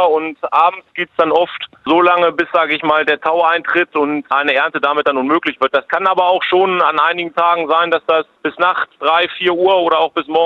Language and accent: German; Lower Saxony, Germany; Bei uns, ich komme aus dem Hildesheimer Raum, haben wir sehr gute Böden.